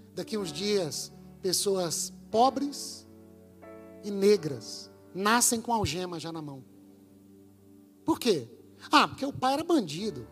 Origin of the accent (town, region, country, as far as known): Brazil